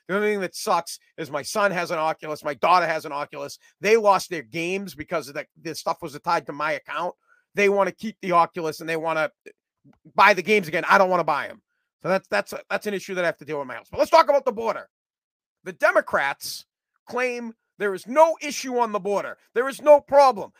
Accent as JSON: {"language": "English", "country": "United States", "said": "I'm from the United States of America and I speak American"}